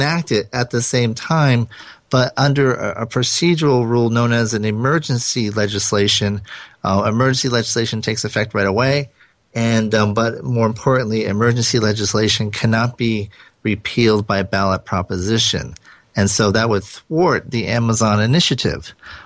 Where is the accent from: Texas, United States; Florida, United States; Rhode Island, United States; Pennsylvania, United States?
Rhode Island, United States; accent: Rhode Island; my Rhode Island accent